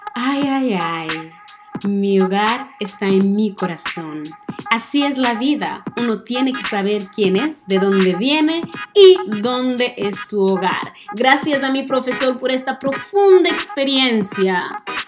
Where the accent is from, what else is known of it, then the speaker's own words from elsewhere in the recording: northern Mozambique, Mozambique; Spanish is a second language; moved away as an adult; now in Missouri, United States; He nacido el 28 de febrero de 1996 en una pequeña ciudad del norte de Mozambique, en sur de África